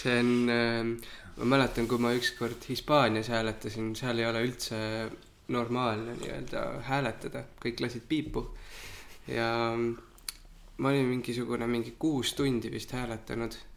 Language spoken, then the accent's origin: Estonian; Kehtna, Rapla County, Estonia; ma kasvasin pool oma lapsepõlve Kehtnas ja Raplamaal, Rapla külje all